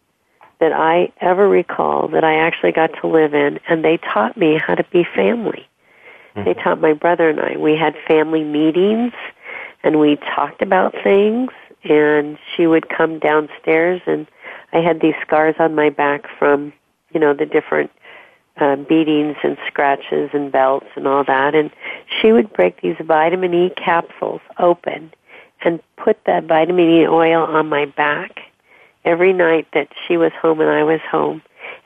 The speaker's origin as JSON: {"language": "English", "region": "Southern California", "country": "United States", "tie": "born or raised there", "also_born_or_lived": "Washington State / East Coast", "moved": "yes", "said": "I grew up in Southern California."}